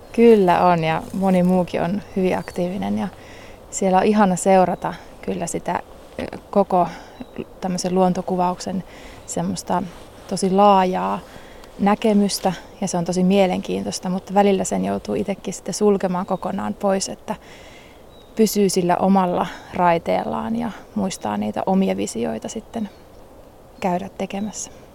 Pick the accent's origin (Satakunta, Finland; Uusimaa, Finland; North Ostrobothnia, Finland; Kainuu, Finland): North Ostrobothnia, Finland; Liminka; moved away; mä oon Limingasta lähtöisin ja siellä on lintupiirit aika suuret